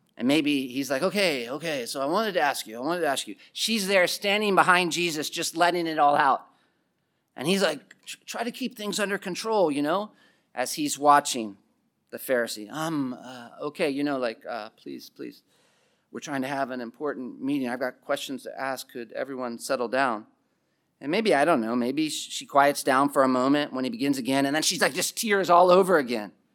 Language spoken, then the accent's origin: English; East Coast, United States; also born or lived in South Africa; growing up in the East Coast